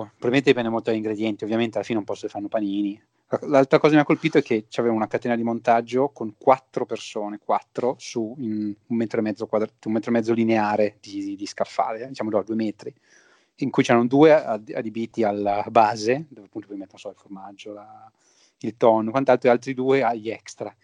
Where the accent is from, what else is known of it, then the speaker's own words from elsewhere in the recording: Piedmont, Italy; siamo dei Piemontesi